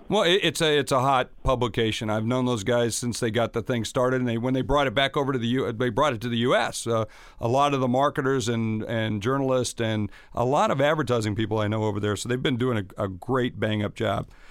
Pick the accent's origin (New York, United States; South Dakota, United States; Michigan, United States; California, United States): South Dakota, United States; I come from South Dakota, so yep. I'm in the middle of, of hunting country.